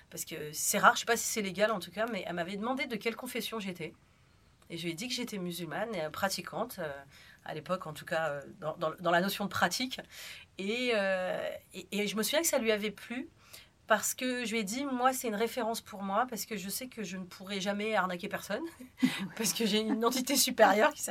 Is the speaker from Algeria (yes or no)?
yes; Algeria; now in France; Donc, il faut savoir que moi, je suis née en France, mais j'ai vécu en Algérie. Donc ça c'est un petit détail. Et quand je suis revenue en France parce que c'était la guerre civile